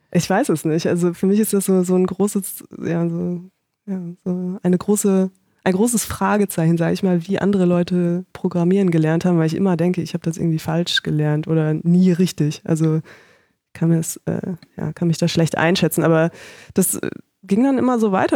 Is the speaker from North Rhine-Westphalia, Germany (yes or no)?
yes; Paderborn, North Rhine-Westphalia, Germany; moved away as an adult; also born or lived in Konstanz; now in Berlin, Germany; ich komme aus Paderborn